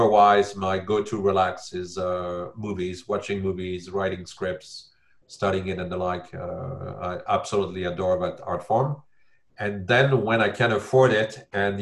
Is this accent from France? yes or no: yes; Paris, Île-de-France, France; moved away; I'm from Paris.